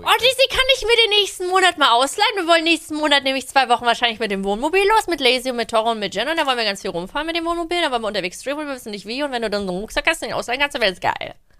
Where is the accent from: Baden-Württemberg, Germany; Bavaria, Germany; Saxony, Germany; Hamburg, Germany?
Saxony, Germany; Leipzig; born or raised there; moved away as an adult; now in Berlin, Germany